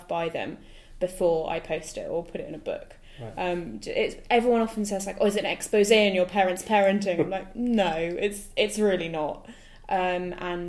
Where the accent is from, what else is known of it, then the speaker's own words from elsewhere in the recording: United Kingdom; we're British.